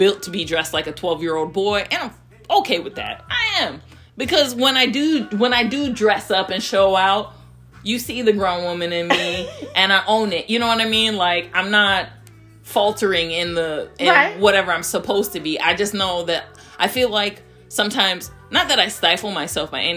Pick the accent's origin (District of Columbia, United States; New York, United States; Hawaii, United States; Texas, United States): Hawaii, United States; I'm born and raised in Hawaii